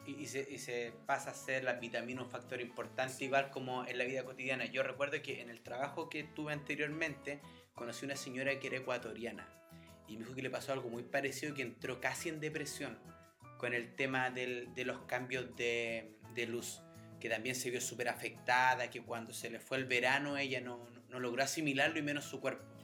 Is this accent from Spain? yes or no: no; Chile; moved away as an adult; now in Sweden; nosotros como chilenos alcohólicos